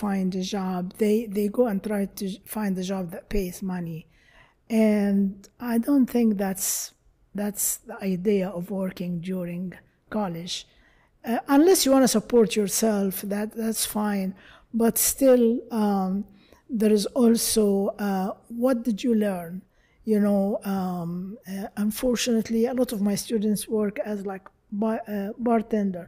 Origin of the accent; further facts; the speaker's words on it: Egypt; now in United States; I'm from Egypt, of course.